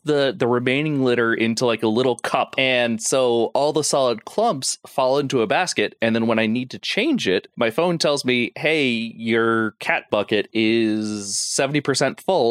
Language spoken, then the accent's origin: English; Florida, United States; I'm from Florida.